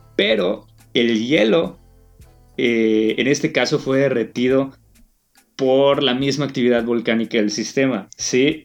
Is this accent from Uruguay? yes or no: no; Yucatán, Mexico; como yucateco